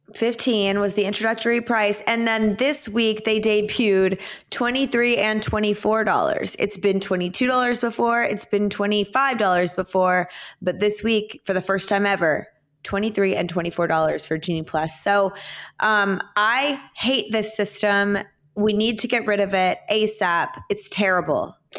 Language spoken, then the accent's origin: English; Plano, Texas, United States; growing up in Plano, Texas, we had fall break